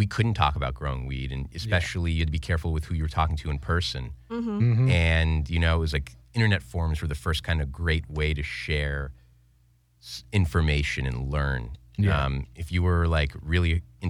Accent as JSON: {"language": "English", "town": "Boston", "region": "Massachusetts", "country": "United States", "tie": "born or raised there", "moved": "yes", "said": "growing up in the East Coast in Boston"}